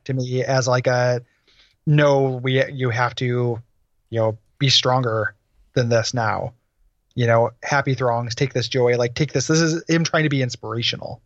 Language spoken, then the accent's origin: English; DeKalb, Illinois, United States; my hometown, uh, from the Chick Evans Field House in DeKalb, Illinois